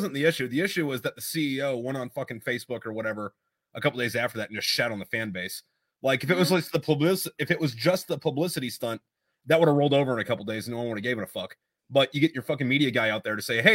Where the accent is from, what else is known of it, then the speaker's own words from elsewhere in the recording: Jacksonville, Florida, United States; I'm from Jacksonville, Florida